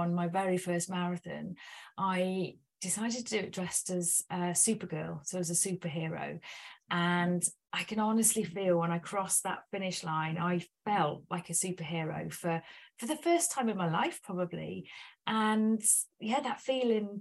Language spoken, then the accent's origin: English; United Kingdom; we're British